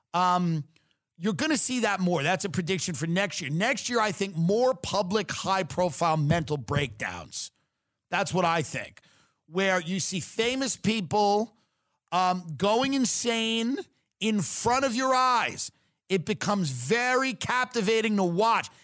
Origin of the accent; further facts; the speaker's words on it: Long Island, New York, United States; I'm from Long Island